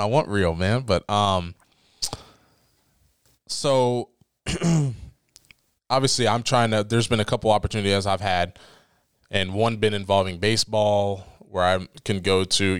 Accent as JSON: {"language": "English", "region": "Ohio", "country": "United States", "said": "I'm from Ohio."}